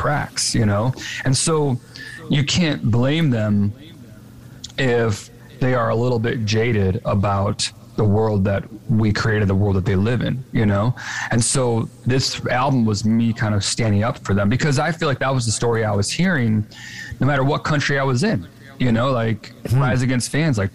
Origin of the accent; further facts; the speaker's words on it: Chicago, Illinois, United States; we're both from Chicago